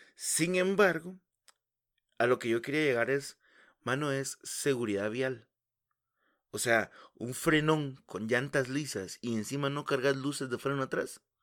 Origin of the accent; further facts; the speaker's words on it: Guatemala City, Guatemala Department, Guatemala; also born or lived in Villa Nueva; Yo crecí en la zona 18